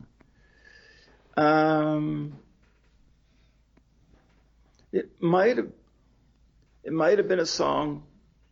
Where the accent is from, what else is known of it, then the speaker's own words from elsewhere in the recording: Baltimore, Maryland, United States; I grew up in Baltimore